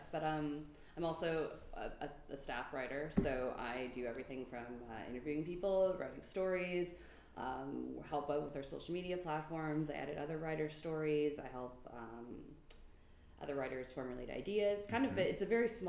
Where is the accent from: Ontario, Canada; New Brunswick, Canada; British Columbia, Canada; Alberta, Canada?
New Brunswick, Canada; born or raised there